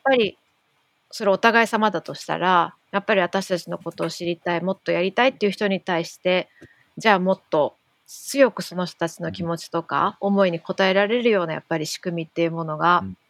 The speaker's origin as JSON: {"language": "Japanese", "region": "Tokyo", "country": "Japan", "tie": "born or raised there", "said": "どっちもやっぱ東京出身だから"}